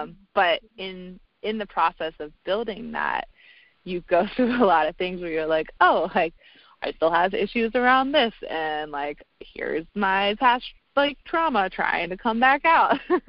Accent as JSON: {"language": "English", "region": "the South", "country": "United States", "said": "you know, I'm from the South, and I have a lot of liberal political views"}